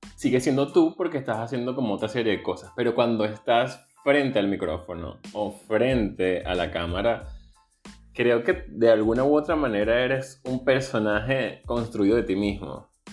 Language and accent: Spanish; Venezuela; moved away as an adult; soy venezolano